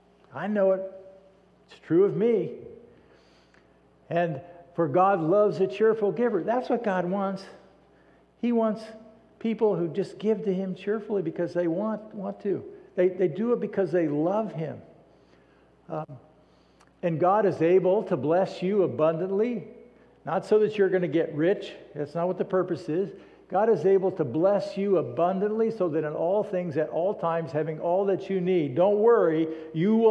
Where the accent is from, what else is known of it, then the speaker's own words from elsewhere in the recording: United States; We as American Christians